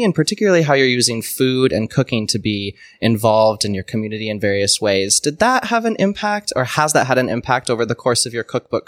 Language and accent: English; Midwest, United States; I'm a Midwesterner